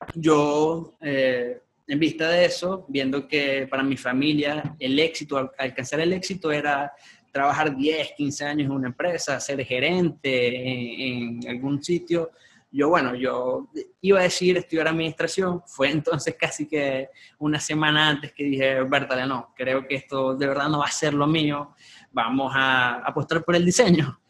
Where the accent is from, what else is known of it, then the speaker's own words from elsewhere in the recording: Maracaibo, Zulia, Venezuela; yo nací acá en Maracaibo